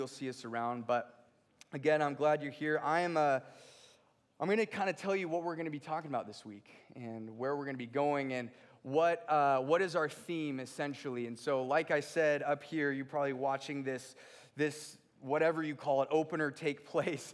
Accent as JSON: {"language": "English", "town": "Redondo Beach", "region": "California", "country": "United States", "tie": "born or raised there", "moved": "yes", "said": "I'm from a little place called Redondo Beach, California. And it was just a really hard life growing up"}